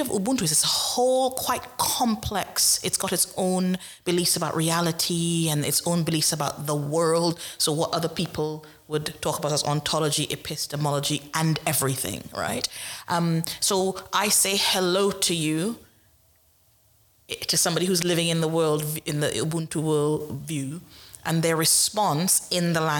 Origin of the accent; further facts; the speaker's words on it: Trinidad & Tobago; now in Nottingham, United Kingdom; I'm in Nottingham. I live in the United Kingdom. I'm the descendant of a slave because I'm originally from Trinidad.